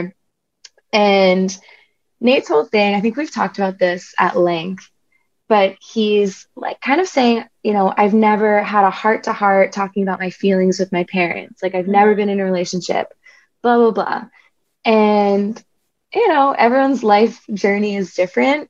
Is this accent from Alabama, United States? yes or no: no; New Jersey, United States; I'm from New Jersey